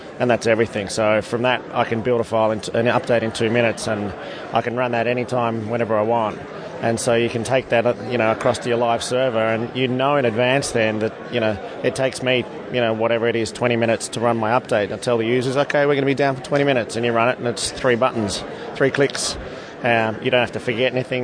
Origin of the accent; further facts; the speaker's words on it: Melbourne, Victoria, Australia; we're from Melbourne, Australia.